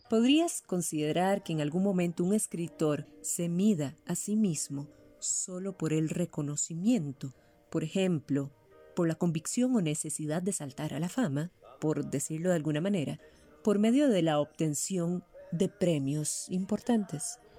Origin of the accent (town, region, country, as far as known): Costa Rica